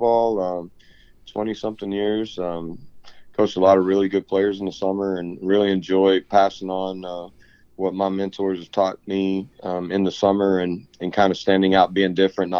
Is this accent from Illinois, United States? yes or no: no; Stephenville, Texas, United States; also born or lived in Waxahachie, Texas; I grew up in Stephenville, Texas, and moved back there to play baseball